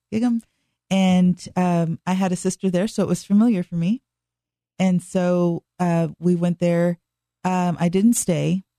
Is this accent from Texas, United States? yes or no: yes; Dallas, Texas, United States; I was born and raised in Dallas, Texas